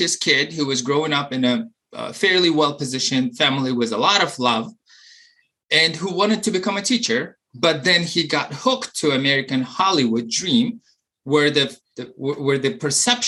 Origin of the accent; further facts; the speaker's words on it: Uzbekistan; moved away as an adult; also born or lived in Maryland; now in United States; while I was growing up in Uzbekistan